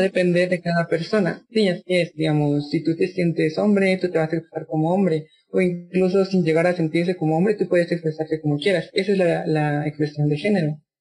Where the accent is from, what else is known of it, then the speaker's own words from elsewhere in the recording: San Juan Comalapa, Chimaltenango, Guatemala; Yo soy de Guatemala, fui criada por mujeres indígenas